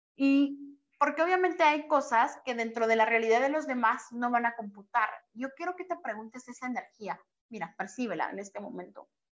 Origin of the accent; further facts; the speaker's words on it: Guatemala; now in Mexico; yo soy de Guatemala y radico en México